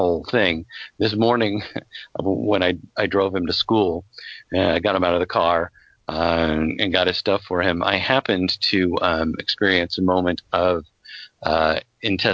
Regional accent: Colorado, United States; I was growing up in Colorado

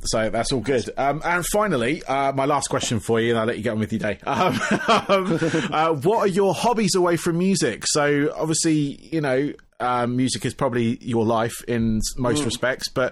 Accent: England, United Kingdom; moved away as an adult; also born or lived in United States; I moved away from England and then you come back

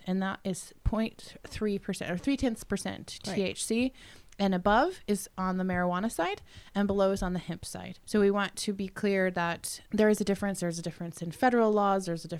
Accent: Colorado, United States; I'm from Colorado.

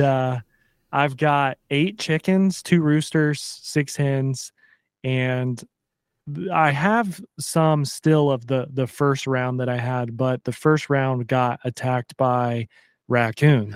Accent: Pensacola, Florida, United States; moved away as an adult; also born or lived in Savannah, Georgia / New York City; it is home. Born and raised

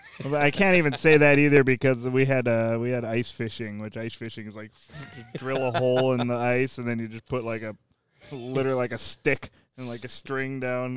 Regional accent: Minnesota, United States; moved away; Yeah, I grew up in Minnesota.

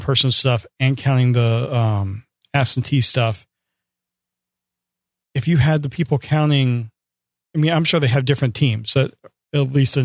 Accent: United States; I'm an American, I'm a voter

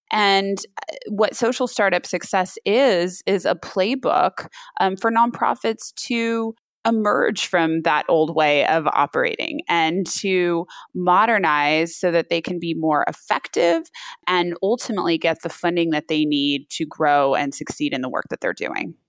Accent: Napa, California, United States; also born or lived in San Francisco, California; I grew up in Napa, California, wine country

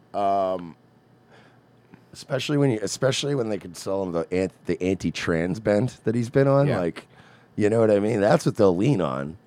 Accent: Long Island, New York, United States; I grew up on Long Island

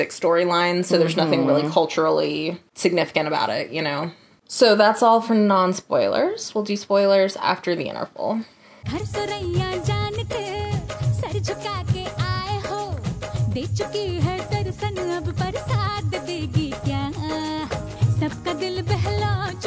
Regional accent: United States; as an American who understands, like, is fluent in English

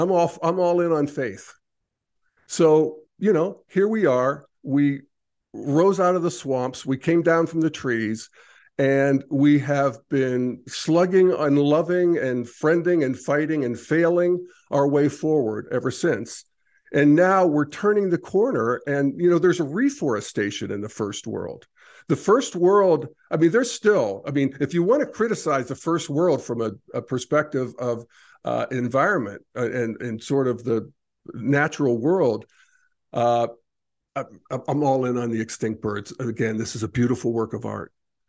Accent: Pennsylvania, United States; I remember when I was a kid growing up in Redneck, Pennsylvania, I would say, I'm a citizen of the world. And people would say, no, you're an American.

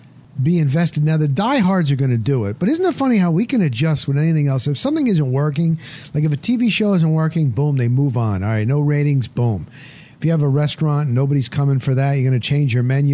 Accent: New Jersey, United States; also born or lived in Denver, Colorado; now in Tampa, United States; when I was growing up in New Jersey, it was Mets Yankees

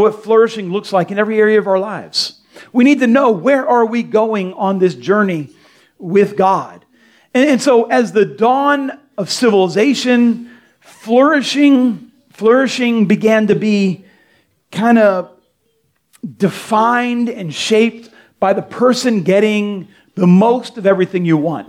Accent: Delray Beach, Florida, United States; I grew up in Delray on 10th Street

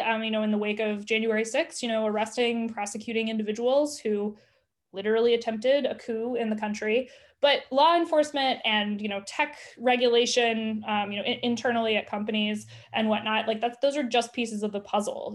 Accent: the South, United States; I grew up in the South

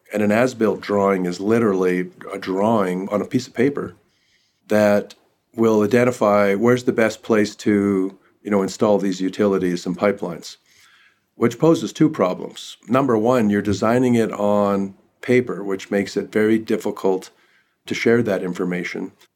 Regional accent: northern British Columbia, Canada; now in United States; I'm Canadian, I grew up in northern British Columbia

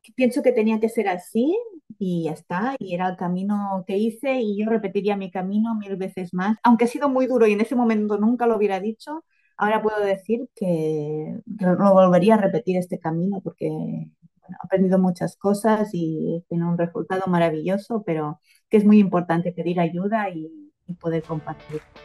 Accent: Girona, Catalonia, Spain; vivo en Girona, en un pueblecito cerca de Girona, soy de Girona

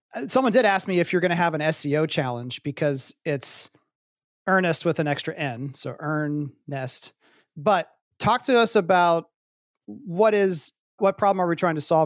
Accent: Columbus, Ohio, United States; moved away as an adult; also born or lived in Pittsburgh, Pennsylvania; I grew up in Columbus, Ohio

